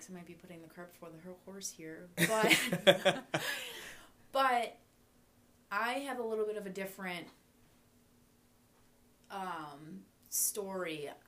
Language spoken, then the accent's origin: English; Ireland; I'm Irish, so I don't say you have to forgive everyone